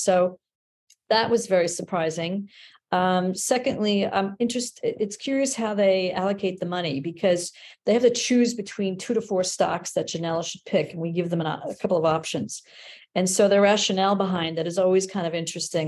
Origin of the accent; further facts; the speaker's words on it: New York City, New York, United States; I grew up in the Bronx